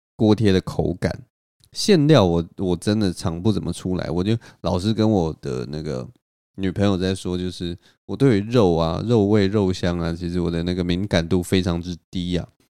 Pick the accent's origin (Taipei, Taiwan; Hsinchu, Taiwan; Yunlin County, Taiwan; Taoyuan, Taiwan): Taipei, Taiwan; 在我的老家文山区这边